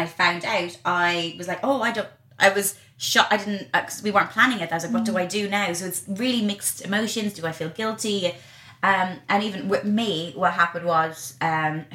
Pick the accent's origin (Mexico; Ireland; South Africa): Ireland; growing up in Ireland, and I went to a convent, and I remember as a kid going past Leinster House